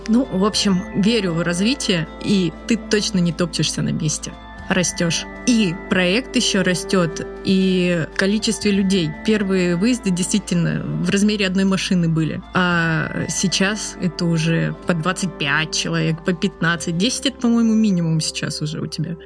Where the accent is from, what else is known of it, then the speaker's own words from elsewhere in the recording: Moscow, Russia; мы, москвичи